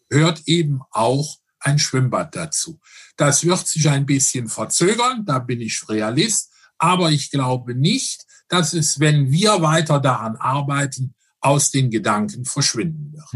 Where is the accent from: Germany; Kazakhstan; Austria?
Germany; Rhineland; ich bin ein Rheinländer